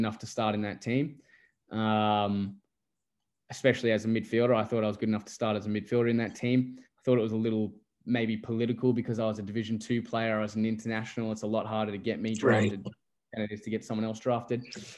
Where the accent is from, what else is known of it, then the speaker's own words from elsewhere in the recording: Gold Coast, Queensland, Australia; accent: Australian; also born or lived in England; I'm English by birth, but I sound Australian